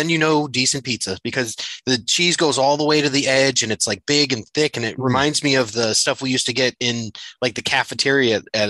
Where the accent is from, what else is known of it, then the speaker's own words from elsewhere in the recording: New England, United States; also born or lived in Southington, Connecticut; now in Chicago, United States; I'm a transplant from New England out here in Chicago area